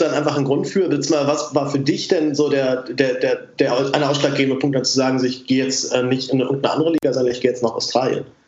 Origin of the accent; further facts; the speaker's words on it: Berlin, Germany; als Berliner